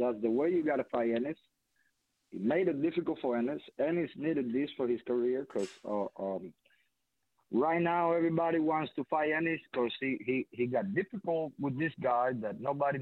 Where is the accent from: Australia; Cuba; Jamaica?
Cuba; I'm Cuban. I'm from Cuba.